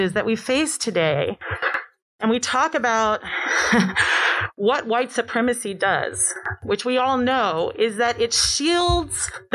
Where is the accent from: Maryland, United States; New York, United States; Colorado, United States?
New York, United States; New York City; I'm from New York. I'm from Brooklyn, even better